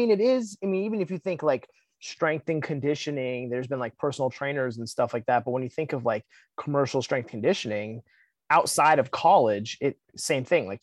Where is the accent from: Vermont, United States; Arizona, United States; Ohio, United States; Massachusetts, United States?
Vermont, United States; Northern; I'm from Northern Vermont